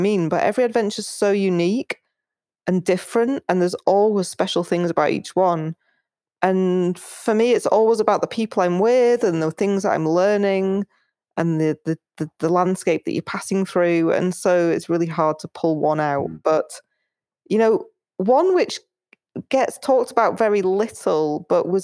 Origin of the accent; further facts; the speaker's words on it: United Kingdom; also born or lived in Spain; I'm actually British, even though I spend a lot of time in Spain